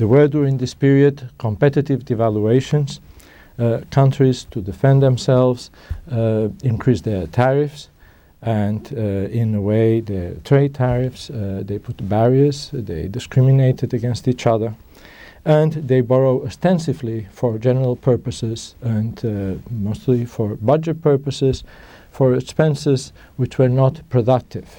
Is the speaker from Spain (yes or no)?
yes; Spain; moved away; I'm originally from Spain